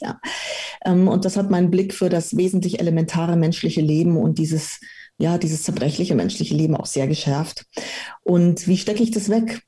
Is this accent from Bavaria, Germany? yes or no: yes; Munich, Bavaria, Germany; also born or lived in Romania; Also ich bin mit dreieinhalb Jahren dann nach Deutschland gekommen, nach München und bin dann hier in München aufgewachsen